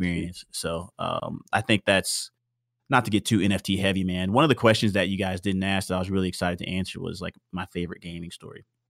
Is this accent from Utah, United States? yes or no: no; Houston, Texas, United States; I was born in Houston, Texas